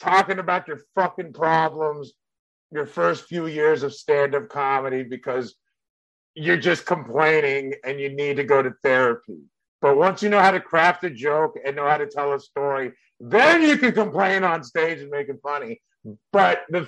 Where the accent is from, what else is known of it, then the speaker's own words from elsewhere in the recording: San Carlos, California, United States; English is a second language; the suburb I grew up in San Carlos, California